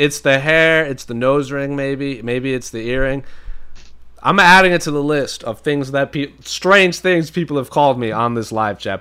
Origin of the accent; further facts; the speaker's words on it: New England, United States; I was born in New England.